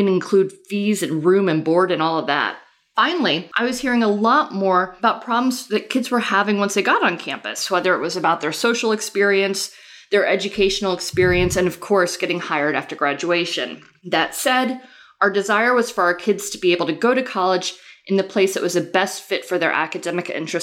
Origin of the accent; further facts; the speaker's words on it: Chicago, Illinois, United States; moved away as an adult; now in Chapel Hill, United States; I grew up in Chicago, and my husband Tom and I lived there in the early years of our marriage